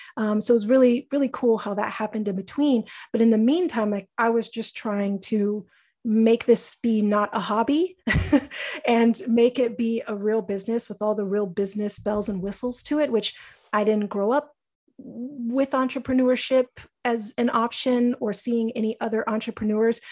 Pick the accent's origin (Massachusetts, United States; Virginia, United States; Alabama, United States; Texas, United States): Texas, United States; I grew up in Texas